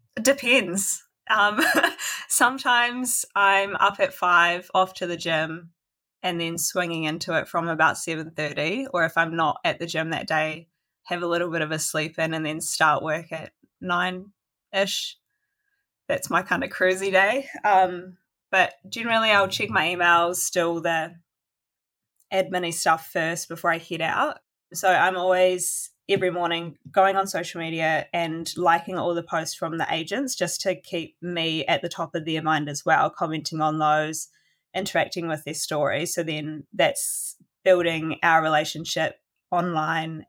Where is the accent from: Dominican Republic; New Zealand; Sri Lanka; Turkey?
New Zealand; Golden Bay, Tasman; now in Nelson, New Zealand; that's where I grew up in Golden Bay